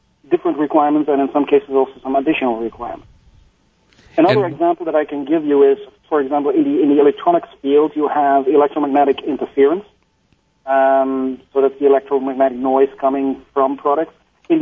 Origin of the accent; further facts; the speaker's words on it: Netherlands; I'm from Holland.